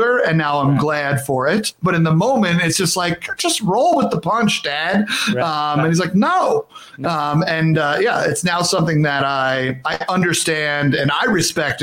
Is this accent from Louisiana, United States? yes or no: no; New York, United States; I was an Italian from New York